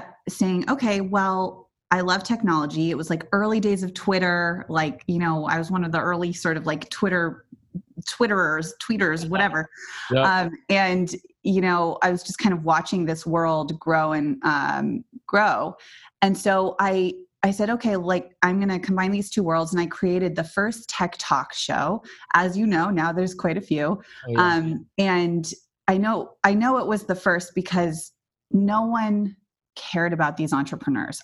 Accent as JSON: {"language": "English", "area": "Silicon Valley", "region": "California", "country": "United States", "tie": "born or raised there", "said": "I actually grew up in Silicon Valley"}